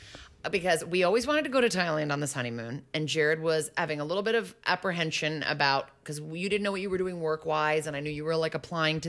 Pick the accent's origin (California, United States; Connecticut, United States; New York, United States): Connecticut, United States; moved away; also born or lived in Chicago; because I'm from Connecticut